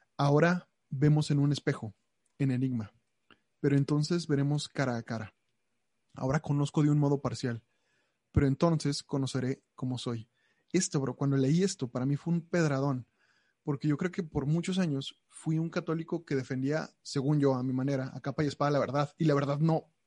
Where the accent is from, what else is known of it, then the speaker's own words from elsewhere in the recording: Mexico; tengo 27 años, soy mexicano